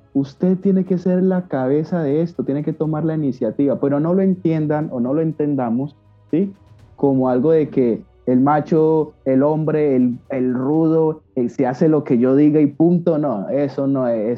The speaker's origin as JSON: {"language": "Spanish", "town": "Cali", "region": "Valle del Cauca", "country": "Colombia", "said": "Yo vivo en Cali, Colombia, Santiago de Cali, para los que quizás no conozcan, es una ciudad de las de las grandes que hay en mi país, Colombia."}